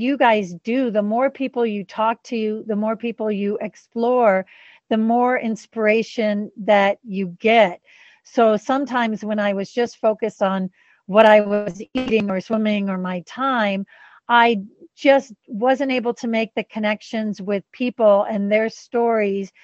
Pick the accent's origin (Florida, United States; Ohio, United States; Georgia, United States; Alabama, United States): Florida, United States; Siesta Key; moved away as an adult; also born or lived in Italy / Boulder, Colorado; now in Crested Butte, United States; I grew up in Siesta Key, and that's pretty beautiful beach